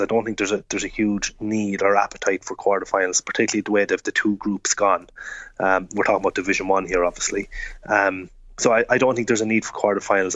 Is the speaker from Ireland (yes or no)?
yes; Offaly, Leinster, Ireland; I'm probably from Offaly